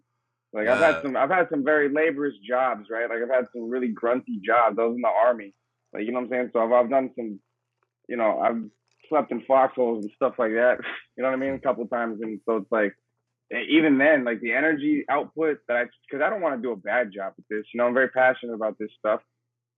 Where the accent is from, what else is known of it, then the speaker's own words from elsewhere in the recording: Phoenix, Arizona, United States; I grew up in Phoenix, Arizona.